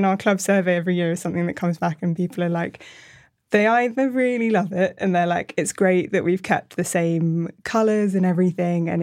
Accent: Bristol, South West England, United Kingdom; I am from Bristol originally, but sort of left for uni and work and then came back

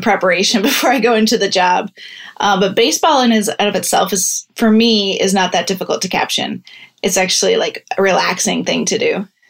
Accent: Iowa, United States; now in Pittsburgh, United States; I'm actually from Iowa

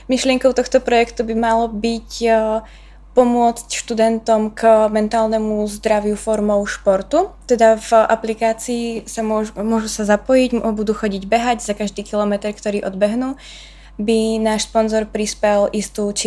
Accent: Prešov, Prešov Region, Slovakia; moved away as an adult; now in Brno, Czech Republic; som práve z Prešova, čo je trošinku ďalej.

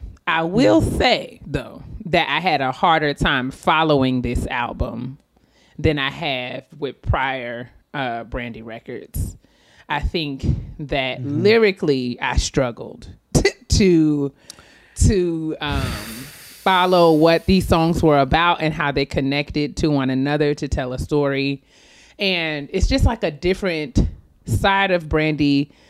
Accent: White Plains, New York, United States; I'm from White Plains.

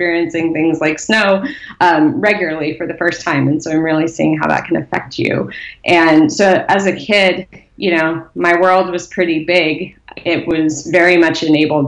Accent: Southern California, United States; I grew up in Southern California

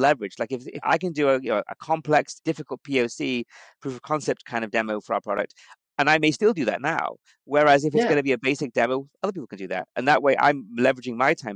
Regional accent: United Kingdom; moved away; being British, I think coming from Europe

